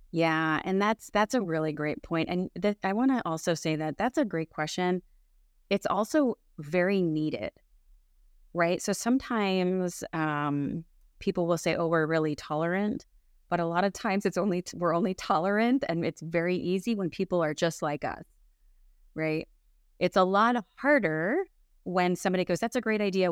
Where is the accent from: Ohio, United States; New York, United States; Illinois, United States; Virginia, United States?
Illinois, United States; Chicago; also born or lived in West Coast of the United States; now in West Coast, United States; I'm originally from the Midwest of the United States, so the Chicagoland area